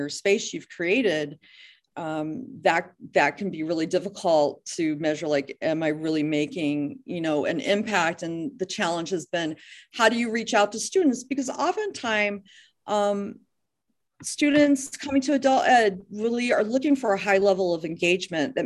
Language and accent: English; near Dayton, Ohio, United States; moved away as an adult; also born or lived in Columbus, Ohio / Toledo, Ohio; now in Deer Isle, Maine, United States; I came from Columbus, here from Columbus, Ohio, and I grew up near Dayton.